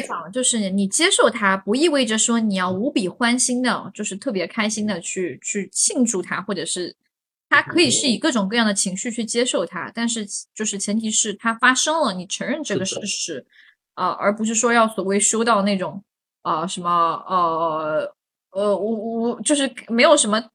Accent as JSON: {"language": "Chinese", "town": "Hangzhou", "region": "Zhejiang", "country": "China", "said": "我是杭州人"}